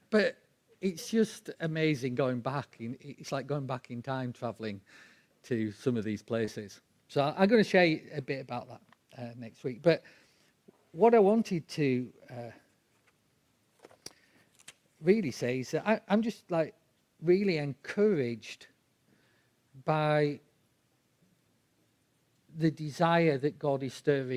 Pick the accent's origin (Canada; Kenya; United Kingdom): United Kingdom; England; We're English